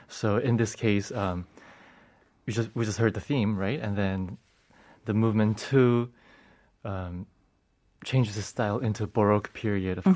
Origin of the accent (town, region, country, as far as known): United States; born or raised there; moved away as an adult; now in South Korea